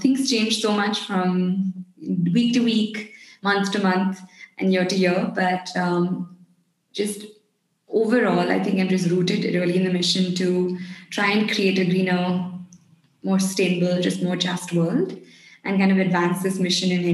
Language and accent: English; India; us as an Indian culture